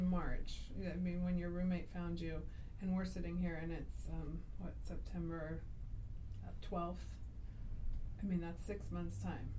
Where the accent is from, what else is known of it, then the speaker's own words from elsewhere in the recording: United States; The part of me as an American